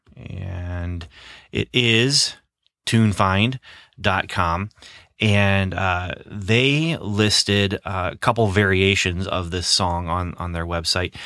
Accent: Midwest, United States; growing up in the Midwest

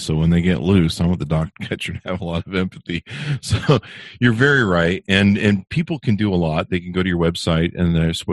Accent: California, United States; also born or lived in Utah; now in Las Vegas, United States; I grew up in California where you couldn't see the mountains

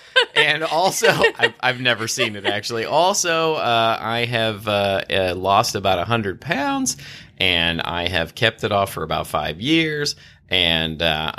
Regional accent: Pennsylvania, United States; also born or lived in New Jersey / California; I sometimes say that I'm from New Jersey, but I mostly say I'm from Pennsylvania. But I lived in New Jersey during my formative years, but I've lived in California more than anywhere else.

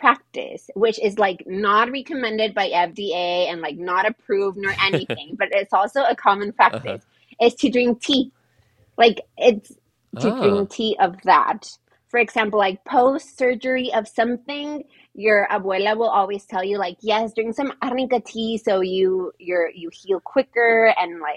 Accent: Tijuana, Baja California, Mexico; I'm from Tijuana

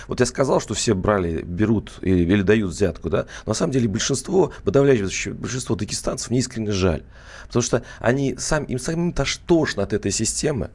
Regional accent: Mordovia, Russia; я, кстати, сам э, родом из Национальной Республики Мордовия.

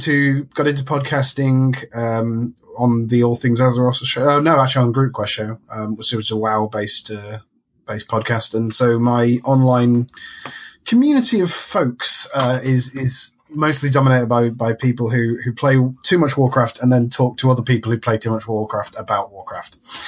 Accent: London, United Kingdom; I'm also from the UK, …

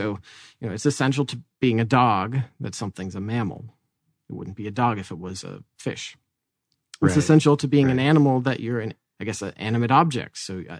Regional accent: Tucson, Arizona, United States; born there; Well, hey, I was born in Tucson.

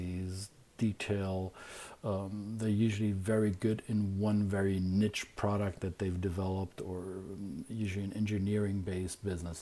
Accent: Germany; now in United States; I'm from Germany

